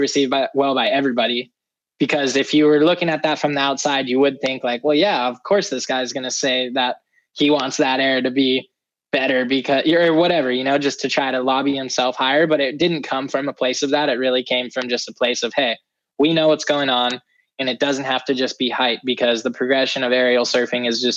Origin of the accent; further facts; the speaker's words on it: California, United States; I'm from California